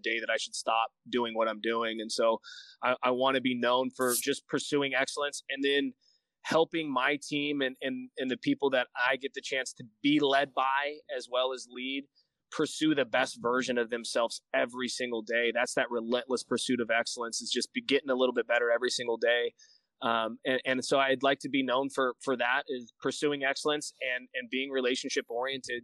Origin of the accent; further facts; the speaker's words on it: Bakersfield, California, United States; also born or lived in Bass Lake, California / Sacramento, California / Fresno, California; I was born and raised in Bakersfield until seventh grade. And then I moved to uh, Bass Lake, which is just north of Fresno